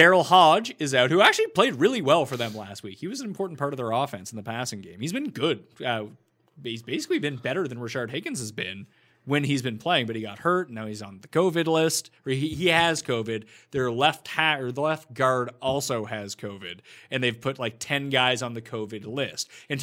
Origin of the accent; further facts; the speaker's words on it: Canada; As a Canadian, I don't care.